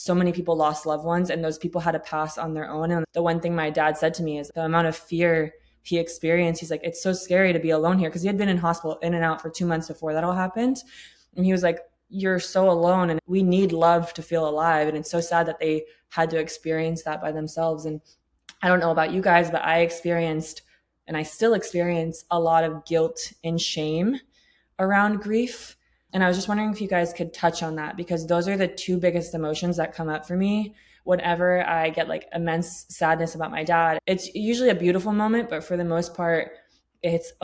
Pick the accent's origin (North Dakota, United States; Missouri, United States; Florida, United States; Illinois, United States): Florida, United States; Tampa; also born or lived in England; I grew up in Tampa, Florida, but like, I grew up in poverty